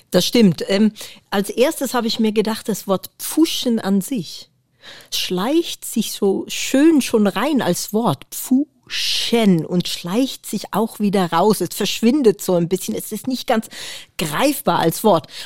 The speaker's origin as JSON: {"language": "German", "country": "Netherlands", "moved": "yes", "lives_now": "Germany", "said": "ich bin natürlich aus Holland nach Deutschland gezogen und habe immer wieder ausgerechnet, wie lange bin ich jetzt eigentlich in Deutschland. Und da kommt man irgendwann drauf, dass man länger in Deutschland wohnt, als man in Holland gewohnt hat."}